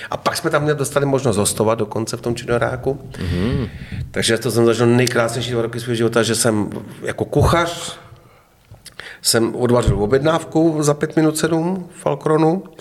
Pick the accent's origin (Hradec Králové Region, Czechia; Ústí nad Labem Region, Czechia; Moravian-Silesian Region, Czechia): Hradec Králové Region, Czechia; Hradec Králové; já říkám, no, já jsem z Hradce Králové, že jo